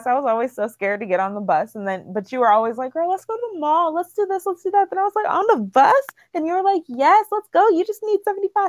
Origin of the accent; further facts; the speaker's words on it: Seattle, Washington, United States; we're from Seattle and we're giving our perspectives as two Black women from Seattle.